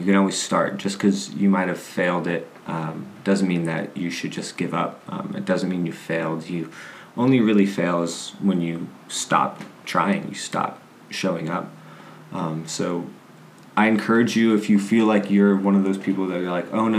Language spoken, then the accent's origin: English; Las Cruces, New Mexico, United States; transferred to New Mexico State, which is my hometown.